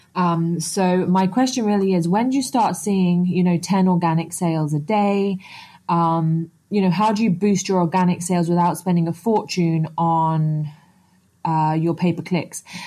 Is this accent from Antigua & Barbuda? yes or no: yes; Antigua & Barbuda; I'm actually from Antigua in the Caribbean